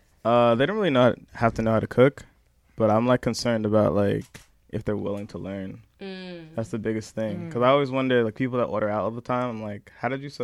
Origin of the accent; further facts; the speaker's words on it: Poughkeepsie, New York, United States; I'm from Poughkeepsie, New York.